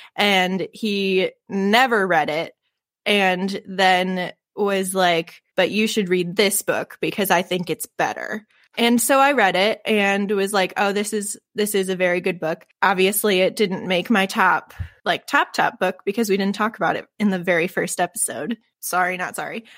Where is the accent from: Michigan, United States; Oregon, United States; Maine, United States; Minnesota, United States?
Michigan, United States; I'm from Michi-, Michigan